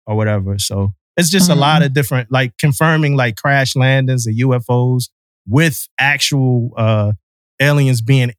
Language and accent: English; Mississippi, United States; You know, I'm from Mississippi, man.